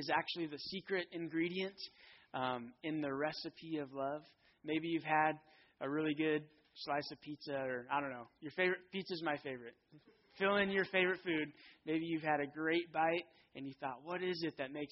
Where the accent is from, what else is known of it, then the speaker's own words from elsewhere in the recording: Fountain Valley, California, United States; I grew up in Fountain Valley, which is right next to Huntington Beach